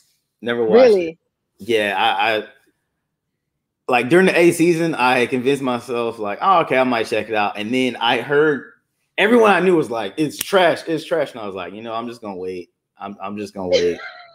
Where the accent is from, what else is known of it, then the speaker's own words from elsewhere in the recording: Atlanta, Georgia, United States; Being from Atlanta